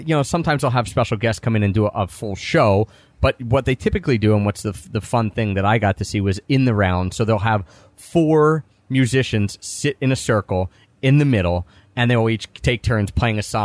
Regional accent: Philadelphia, Pennsylvania, United States; now in Asheville, United States; we're from Philadelphia

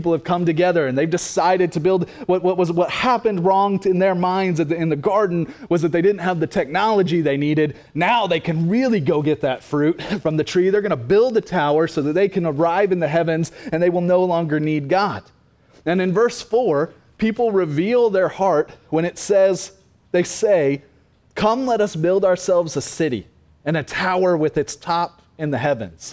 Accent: Cassville, Missouri, United States; also born or lived in Oklahoma; I graduated from Cassville High School

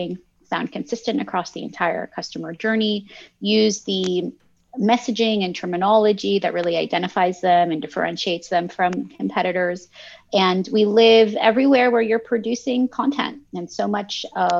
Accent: Canada; English is a second language; also born or lived in Lebanon; my family immigrated from Lebanon to Canada when I was in kindergarten.

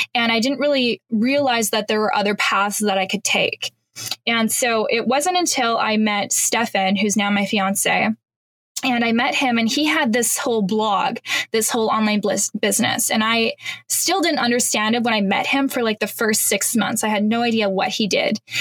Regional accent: Canada; moved away as an adult; now in Panama; I'm Canadian

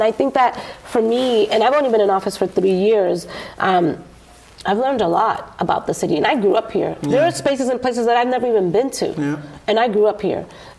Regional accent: Boston, Massachusetts, United States; So I grew up in Dorchester.

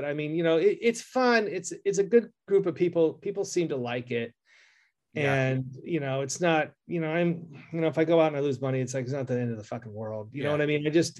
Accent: Albany, California, United States; born or raised there

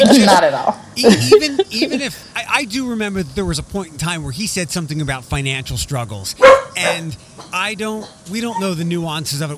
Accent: Philadelphia, Pennsylvania, United States; now in Wood County, Ohio, United States; I'm from Philadelphia

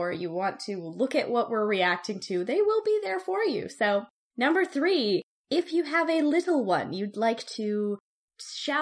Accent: small British Columbian town, Canada; he came to my hometown, which 20-something years ago would have been, like, a very, very small town

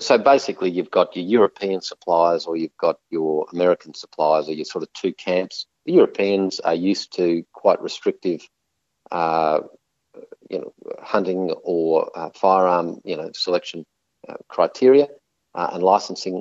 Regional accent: Queensland, Australia; as a Queenslander

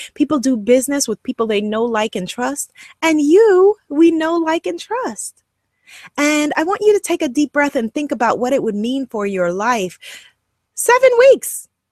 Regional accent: Guyana; accent: Guyanese English; first language Guyanese English; my first language was Guyanese English

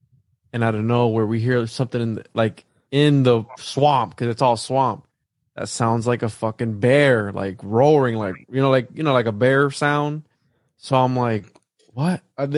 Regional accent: Puerto Rico; moved away; I'm from Puerto Rico, so I'm from the Caribbean.

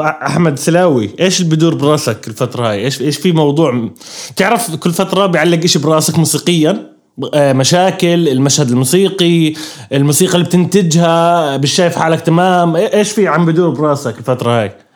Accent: Irbid, Irbid Governorate, Jordan; moved away; طلعنا من اربد

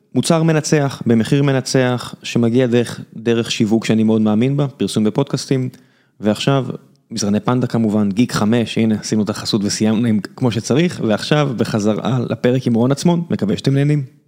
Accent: Israel; אנחנו יודעים מה זה גולף כישראלים

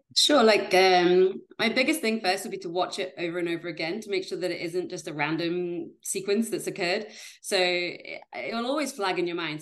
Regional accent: Yorkshire and the Humber, United Kingdom; moved away as an adult; also born or lived in Leeds / Edinburgh; I'm from Yorkshire in Great Britain

